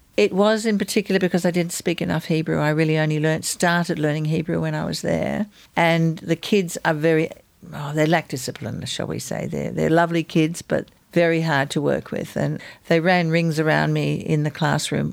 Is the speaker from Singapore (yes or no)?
no; Australia; also born or lived in Israel; I'm Australian, I'm half Jewish.